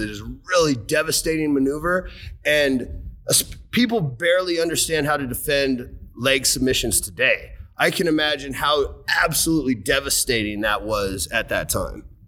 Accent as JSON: {"language": "English", "town": "Seattle", "region": "Washington", "country": "United States", "tie": "born or raised there", "said": "I grew up in Seattle"}